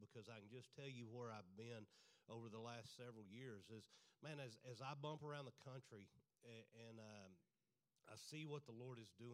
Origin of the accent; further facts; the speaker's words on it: Greenville, Texas, United States; also born or lived in Kerrville, Texas / Bandera, Texas; I grew up in Greenville, Texas